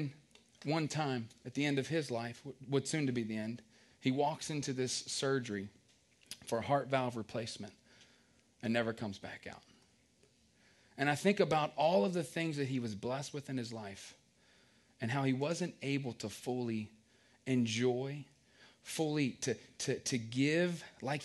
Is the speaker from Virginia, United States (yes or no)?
yes; Culpeper, Virginia, United States; I grew up in Culpeper, Virginia.